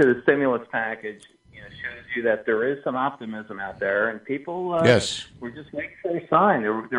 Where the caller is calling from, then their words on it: Winona, New Jersey, United States; I'm calling from Winona.